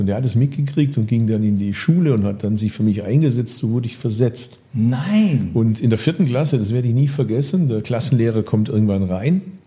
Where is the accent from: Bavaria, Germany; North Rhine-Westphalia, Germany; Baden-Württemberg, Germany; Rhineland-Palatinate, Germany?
Baden-Württemberg, Germany; Bad Urach; von meinem Geburtsort Bad Urach